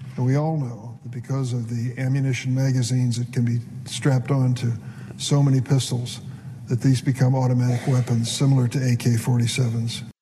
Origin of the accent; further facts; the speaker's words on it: California, United States; I'm from California